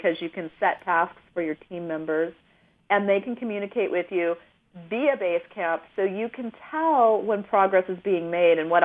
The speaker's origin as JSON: {"language": "English", "region": "Northern California", "country": "United States", "tie": "born or raised there", "moved": "yes", "said": "my mom and dad live in a really small rural community where I grew up in Northern California"}